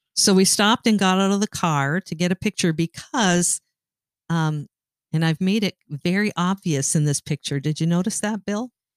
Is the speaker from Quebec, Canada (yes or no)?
no; Sault Ste. Marie, Ontario, Canada; I grew up in Sault Ste. Marie, Ontario